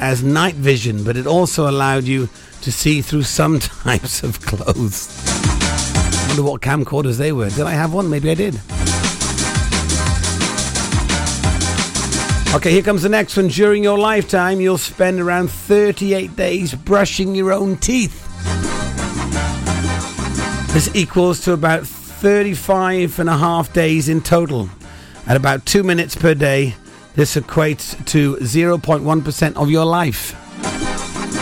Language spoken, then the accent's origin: English; Pembrokeshire, Wales, United Kingdom; I don't speak Welsh, even though I am from Wales, from Pembrokeshire